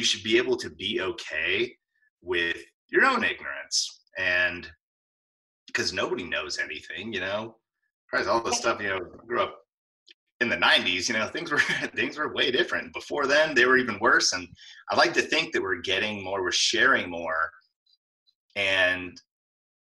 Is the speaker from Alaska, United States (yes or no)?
yes; Alaska, United States; I grew up in Alaska